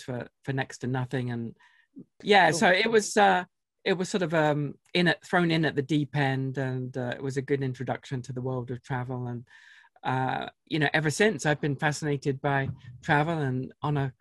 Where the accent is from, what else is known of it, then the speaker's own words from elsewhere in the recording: United Kingdom; now in Salt Lake City, United States; From across the pond originally